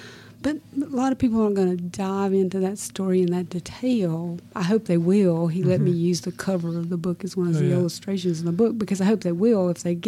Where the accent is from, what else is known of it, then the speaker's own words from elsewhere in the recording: South Carolina, United States; I'm from South Carolina.